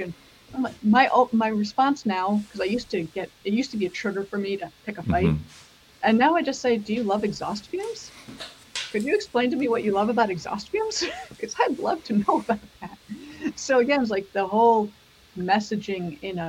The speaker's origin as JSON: {"language": "English", "region": "Michigan", "country": "United States", "tie": "born or raised there", "said": "I grew up in Michigan. I did a lot of camping as a kid"}